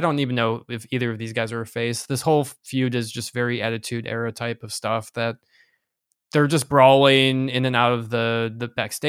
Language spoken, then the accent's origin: English; United States; I'm only stupid American.